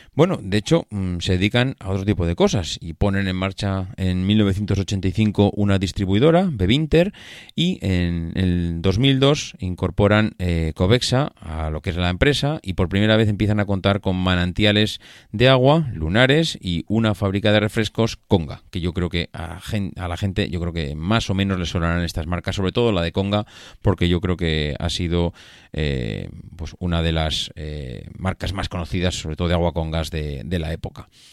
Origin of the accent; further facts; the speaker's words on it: La Rioja, Spain; mi tierra, de La Rioja